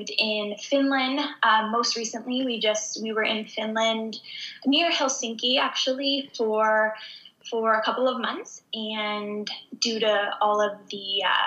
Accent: Southern Ontario, Canada; I grew up in Southern Ontario. So anyone who's familiar with Canada, I grew up in like the most southern spot in Canada. It's actually close to Detroit, Michigan

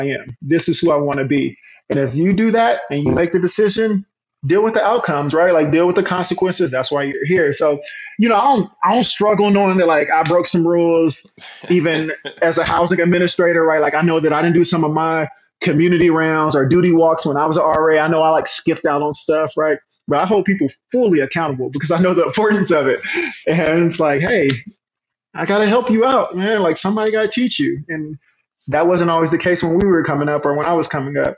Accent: Hot Springs, Arkansas, United States; we grew up in the Black Projects, as they called them, in Hot Springs

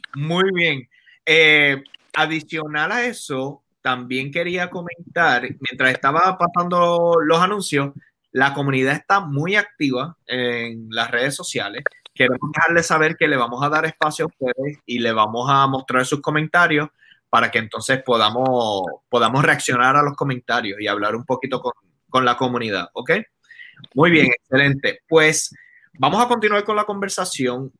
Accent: Caguas, Puerto Rico; now in Los Angeles, United States; yo iba a Plaza de Recreo de Cagua porque soy de Cagua

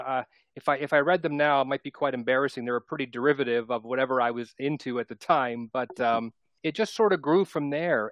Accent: Toronto, Ontario, Canada; I was born and raised in Toronto, and I'm still in Southern Ontario, not in Toronto anymore.

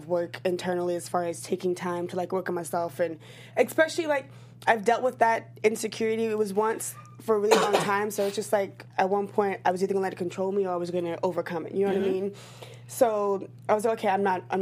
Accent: the South, United States; I come from the South, and, like, being from the South, a lot of my family

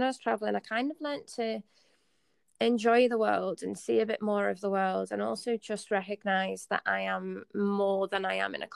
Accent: the Northeast, North East England, United Kingdom; I grew up in the Northeast, like I said, tough family circumstances

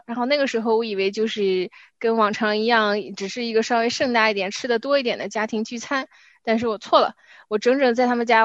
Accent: China; 就好像我们中国人有农历一样

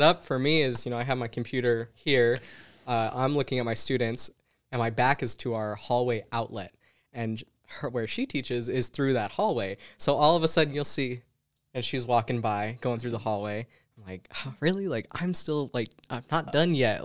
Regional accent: St. George, Utah, United States; moved away as an adult; now in Las Vegas, United States; growing up in Utah in Saint George

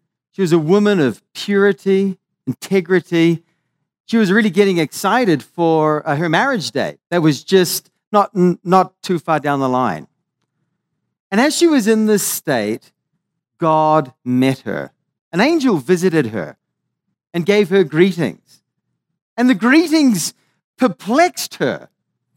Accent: Maui, Hawaii, United States; I come from Hawaii, so this is bringing a little bit of love, a bit of aloha from Maui

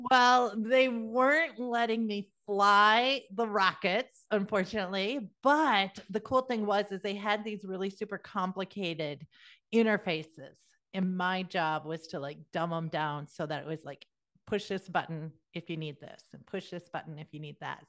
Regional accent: South Dakota, United States; moved away; also born or lived in Georgia; I'm originally from South Dakota

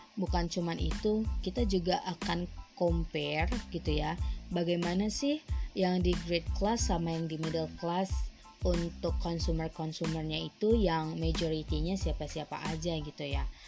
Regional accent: North Sumatra, Indonesia; hanya aku yang berasal dari Sumatera Utara

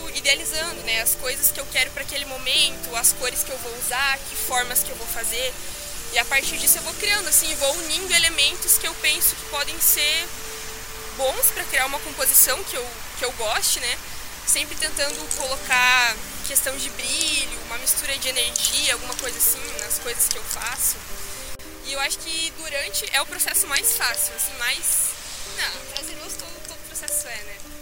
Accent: Chapecó, Santa Catarina, Brazil; Eu sou de Chapecó, Santa Catarina

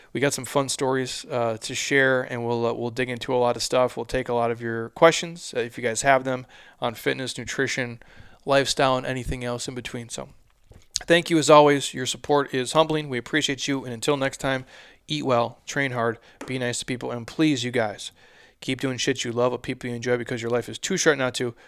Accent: Midwest, United States; I'm from the Midwest

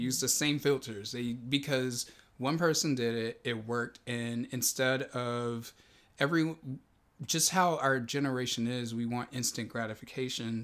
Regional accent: Texas, United States; now in Los Angeles, United States; I grew up in Texas

